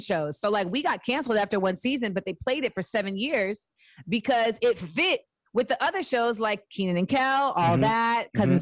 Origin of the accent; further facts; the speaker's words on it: Orlando, Florida, United States; moved away as an adult; also born or lived in Inglewood, California / Los Angeles, California / New York; Then I moved to Orlando. So that's where I spent my, like, formative years, mm-hmm, in Orlando until I was 18